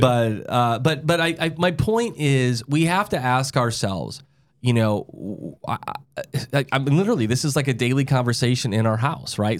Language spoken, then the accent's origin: English; South Dakota, United States; I'm from South Dakota. You can drive when you're fourteen